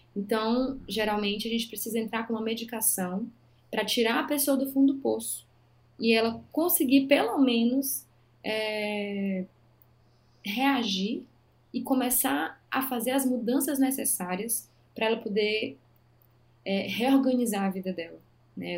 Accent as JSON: {"language": "Portuguese", "region": "interior of Maranhão", "country": "Brazil", "also_born_or_lived": "Belém, Pará", "moved": "as an adult", "lives_now": "São Paulo, Brazil", "said": "eu sou do interior do Maranhão"}